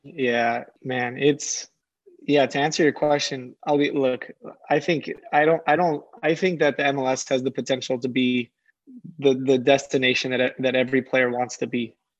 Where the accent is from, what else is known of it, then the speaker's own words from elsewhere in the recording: San Diego, California, United States; I'm from San Diego